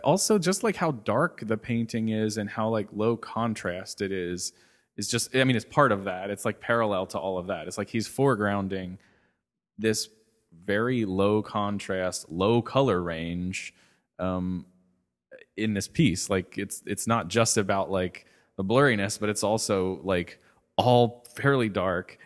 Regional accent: Cincinnati, Ohio, United States; I grew up in Cincinnati

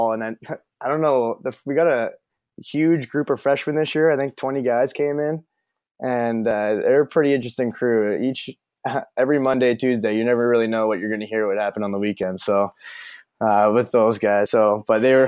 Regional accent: Toronto, Ontario, Canada; moved away as an adult; also born or lived in Orangeville, Ontario; now in Burlington, United States; my hometown boys, the Leafs

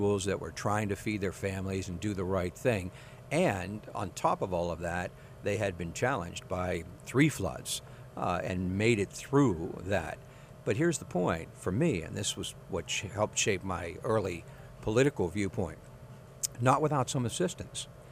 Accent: Johnstown, Pennsylvania, United States; I'm a Western Pennsylvania boy, and Johnstown in particular

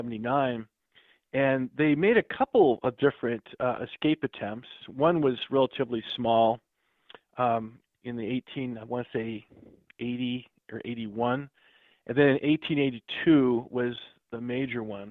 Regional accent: Grandview, Washington, United States; now in New York, United States; I grew up in Grandview, which is just off the reservation to the east

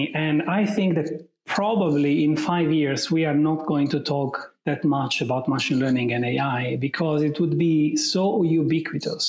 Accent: Italy; accent: Italian; English is a second language; I'm Italian right from my accent

